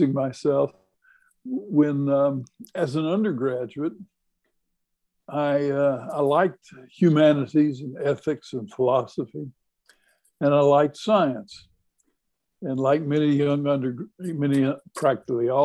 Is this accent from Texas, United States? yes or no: yes; Texas, United States; growing up in Texas